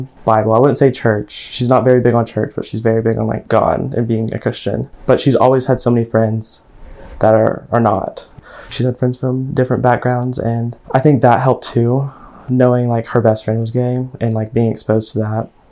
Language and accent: English; Maryville, Tennessee, United States; also born or lived in Knoxville, Tennessee; I was born in Knoxville, Tennessee, and I was raised in Maryville, Tennessee